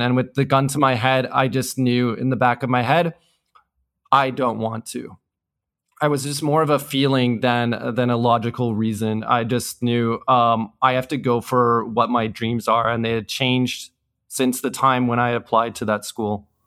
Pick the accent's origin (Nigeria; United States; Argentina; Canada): Canada; moved away as an adult; also born or lived in Hong Kong / South Korea; I grew up and studied in Canada.